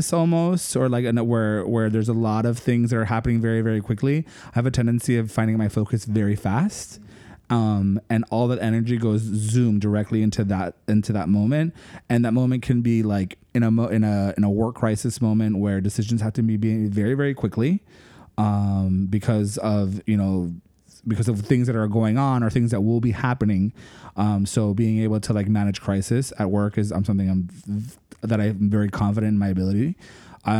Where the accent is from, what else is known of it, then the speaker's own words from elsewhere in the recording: Miami, Florida, United States; accent: Miami; my Miami accent